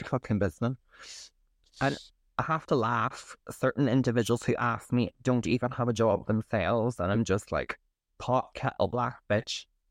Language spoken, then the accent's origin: English; County Derry, Northern Ireland, United Kingdom; growing up in County Derry.